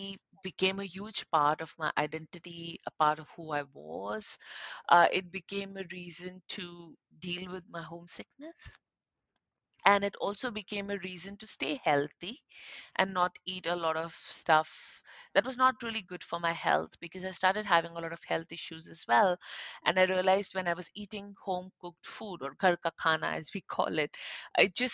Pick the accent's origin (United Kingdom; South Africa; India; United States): India; Ulhasnagar, Maharashtra; moved away as an adult; also born or lived in Mumbai, India; now in Sydney, Australia; I grew up in a city that, actually not a city, a town, that was Ulhasnagar